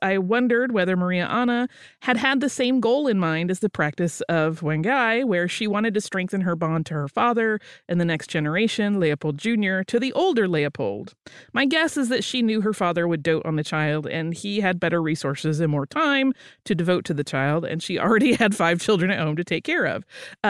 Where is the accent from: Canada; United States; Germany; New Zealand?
New Zealand; I am from New Zealand.